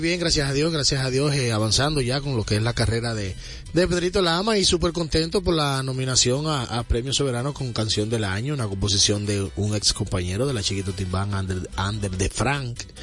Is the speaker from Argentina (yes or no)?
no; Santo Domingo Este, Distrito Nacional, Dominican Republic; yo vengo de un barrio donde se consume mucha salsa. Yo soy los mineros